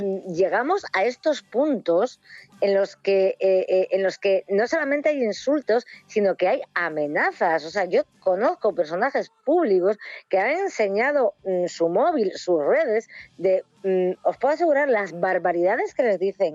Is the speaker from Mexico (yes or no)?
no; Ribadesella, Asturias, Spain; yo que soy de Rivesella